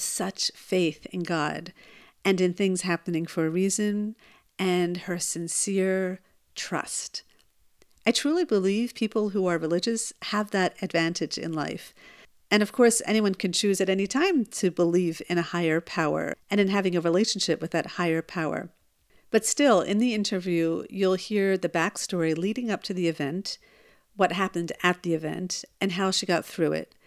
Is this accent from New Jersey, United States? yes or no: yes; New Jersey, United States; now in Israel; I am originally from New Jersey